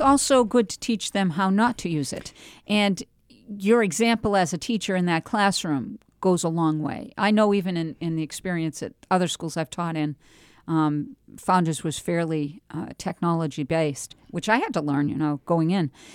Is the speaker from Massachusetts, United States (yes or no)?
yes; Andover, Massachusetts, United States; moved away as an adult; now in New Hampshire, United States; I grew up in Andover